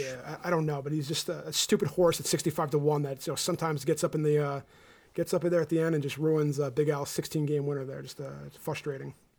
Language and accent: English; New Jersey, United States; we're from New Jersey